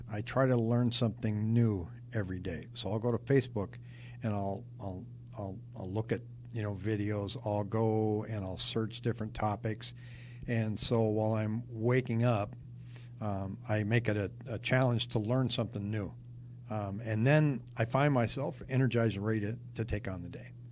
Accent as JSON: {"language": "English", "town": "Seattle", "region": "Washington", "country": "United States", "also_born_or_lived": "California / New York / Rochester / Denver", "lives_now": "Phoenix, United States", "said": "I'm originally from Seattle. I lived in California. I lived in upstate New York, and then Rochester, New York, and then came out here somewhere in the middle of that, I lived in Denver."}